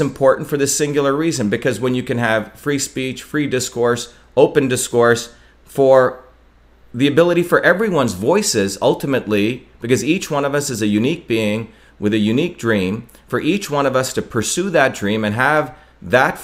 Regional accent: India; now in Massachusetts, United States; I grew up in India, which has a caste system

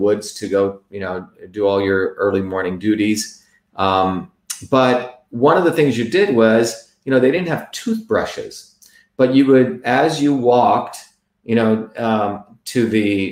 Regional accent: New Jersey, United States; born or raised there; also born or lived in Mumbai, India

